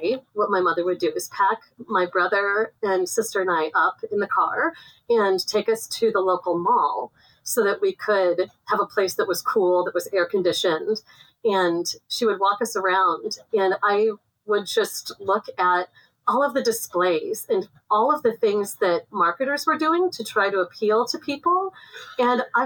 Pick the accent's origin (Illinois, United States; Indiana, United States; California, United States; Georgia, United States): Illinois, United States; Chicago; So I grew up outside the Chicago's, outside of urban Chicago, in the Chicago suburbs